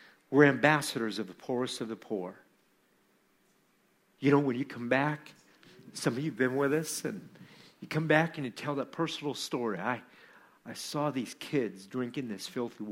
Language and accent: English; Iowa, United States; from Iowa, from my hometown community